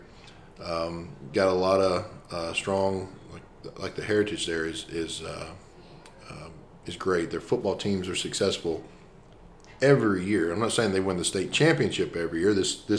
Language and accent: English; Deweyville, Texas, United States; where I grew up in Deweyville